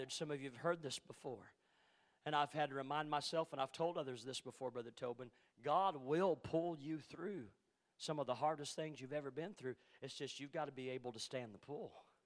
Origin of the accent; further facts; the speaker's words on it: Ellsinore, Missouri, United States; around my hometown in Missouri, in Elsinore, the little community of Elsinore